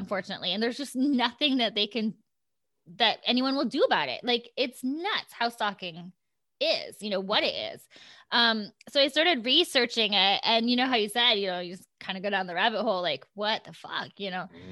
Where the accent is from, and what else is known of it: Iowa, United States; born or raised there; now in California, United States